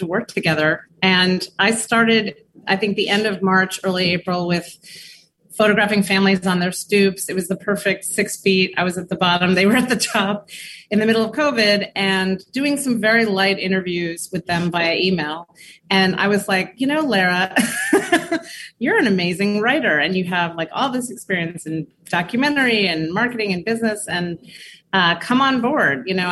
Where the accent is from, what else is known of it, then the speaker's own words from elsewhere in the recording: New York City, New York, United States; I grew up in Borum Hill